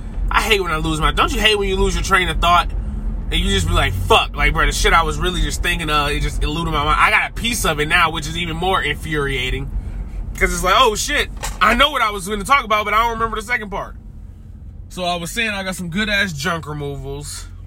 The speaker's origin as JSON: {"language": "English", "region": "the South", "country": "United States", "said": "because I'm from the South, and it's like Dirty South. But I'm also like, as I've grown and aged, like the Northerner in me has came out a lot more."}